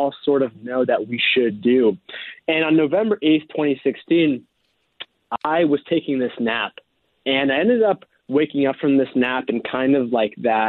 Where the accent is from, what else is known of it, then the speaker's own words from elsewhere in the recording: East Coast of the United States, United States; I grew up on the East Coast of the United States.